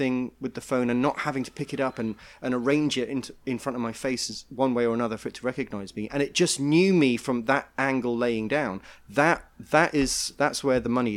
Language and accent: English; United Kingdom; now in New York, United States; being British